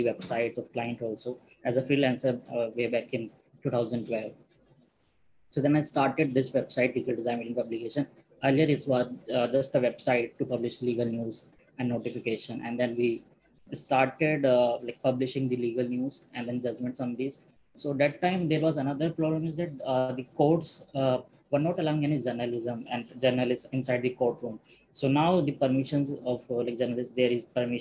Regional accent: Meerut, Uttar Pradesh, India; I come from Meerut

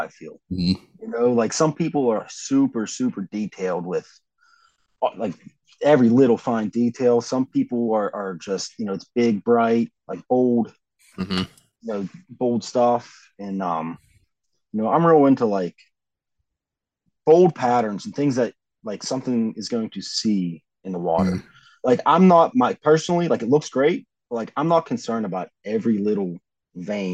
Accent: Millvale, Pennsylvania, United States; I grew up in Millville, like right outside of the city

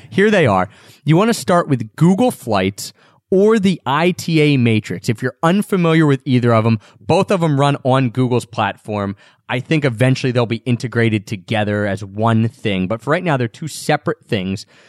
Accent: Philadelphia, Pennsylvania, United States; We're both from Philadelphia

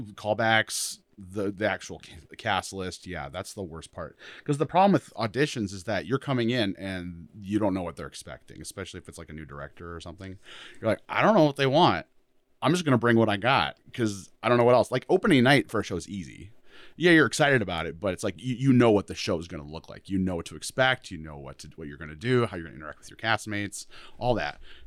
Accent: Rapid City, South Dakota, United States; moved away as an adult; I'm from Rapid City originally.

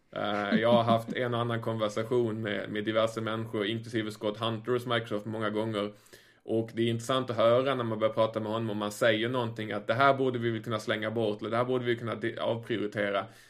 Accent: Sweden; som svensk

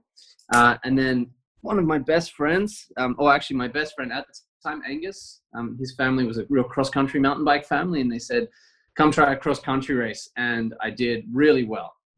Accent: Canberra, Australian Capital Territory, Australia; also born or lived in Brisbane; now in Girona, Spain; I was born there, but I was very quickly taken away and moved to Canberra

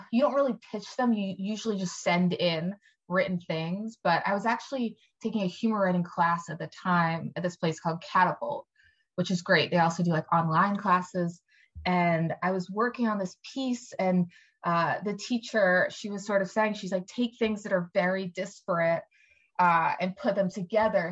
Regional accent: Ardmore, Pennsylvania, United States; I grew up in Ardmore, Pennsylvania, which is like a small Jewish friendly kind of suburb

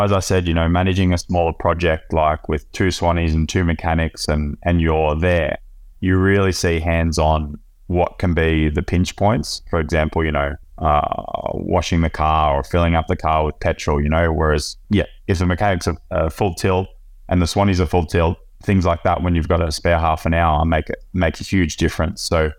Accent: Victoria, Australia; now in Europe; from Central Victoria. I've been living in Europe since 2007.

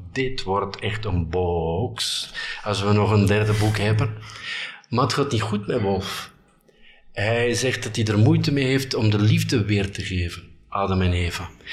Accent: Bruges, Flanders, Belgium; moved away as an adult; also born or lived in Ghent / Brussels; Ik kom uit Brugge

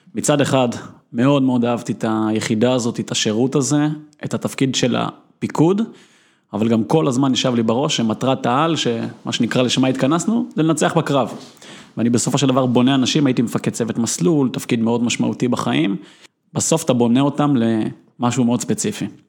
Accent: Israel; אפשר להגדיר אותי כילד שהיה בכל פרקט בערך במדינת ישראל

